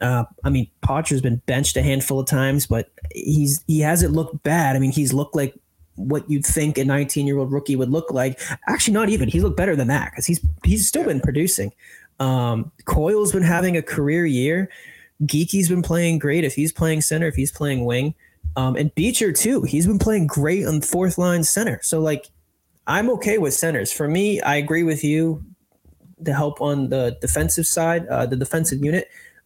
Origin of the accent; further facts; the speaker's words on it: Plymouth, South West England, United Kingdom; because I'm actually from Plymouth, where they set off and have walked past the Mayflower steps